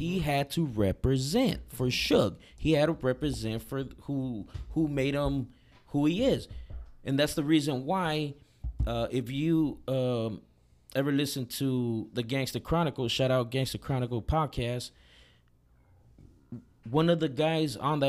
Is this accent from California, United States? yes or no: yes; Los Angeles, California, United States; now in Oregon, United States; I'm from West Side LA.